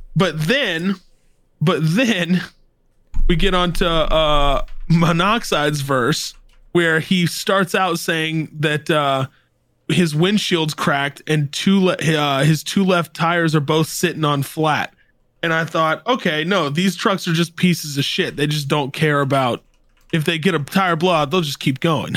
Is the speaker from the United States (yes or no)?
yes; the South, United States; I grew up in the South